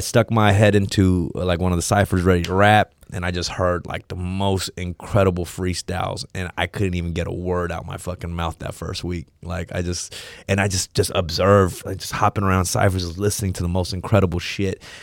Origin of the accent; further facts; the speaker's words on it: Los Angeles, California, United States; I grew up around Third Street